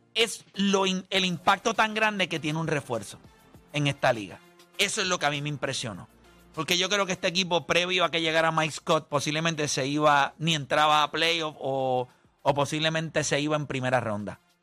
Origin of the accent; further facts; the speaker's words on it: Carolina, Puerto Rico; Yo sí soy de Carolina